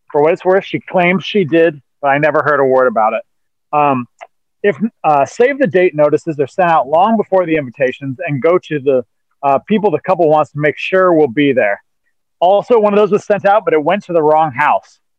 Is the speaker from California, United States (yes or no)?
yes; Anaheim, California, United States; I grew up in Anaheim, and people always wanted to put an accent on it uh, so it rhymed with Jose.